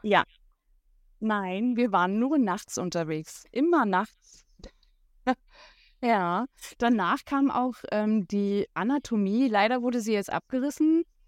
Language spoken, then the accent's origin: German; Berlin, Germany; Ich komme aus Berlin